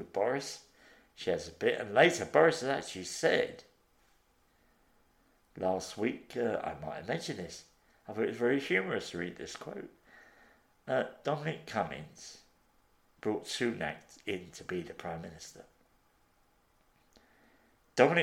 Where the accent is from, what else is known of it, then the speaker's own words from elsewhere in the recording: Liverpool, North West England, United Kingdom; I come from Liverpool.